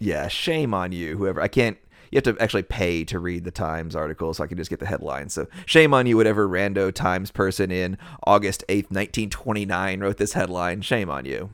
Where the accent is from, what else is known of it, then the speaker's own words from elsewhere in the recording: United States; we're from the United States, we're from the West